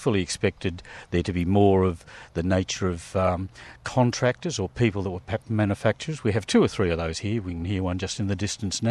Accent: Launceston, Tasmania, Australia; I'm from Launceston, so I didn't have a lot of contacts, local contacts in the Devonport La Trobe area

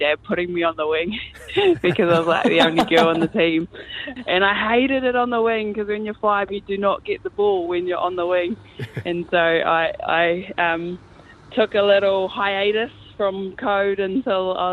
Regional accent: Gisborne, New Zealand; also born or lived in Te Hapua, Northland; I was brought up in Gisborne, beachside, oceanside

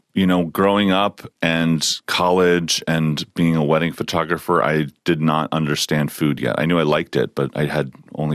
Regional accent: Philadelphia, Pennsylvania, United States; part of my upbringing is this, part of growing up in Philly

